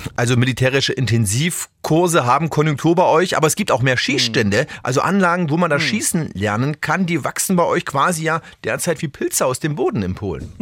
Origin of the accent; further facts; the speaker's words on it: Germany; hier bei uns in Deutschland